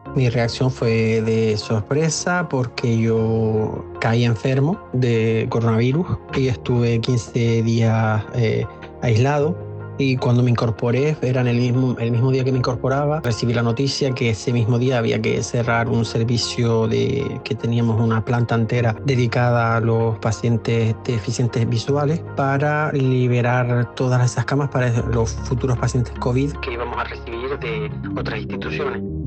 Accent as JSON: {"language": "Spanish", "region": "Canary Islands", "country": "Spain", "moved": "as an adult", "lives_now": "Paris, France", "said": "soy español de las Islas Canarias y llevo en Francia desde hace nueve años"}